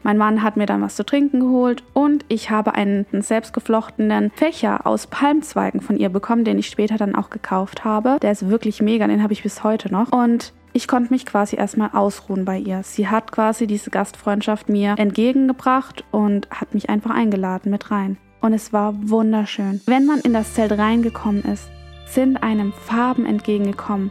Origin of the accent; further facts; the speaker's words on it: Germany; Ich bin in Deutschland aufgewachsen, geboren und bin das deutsche Dasein und das deutsche Verhalten gewöhnt.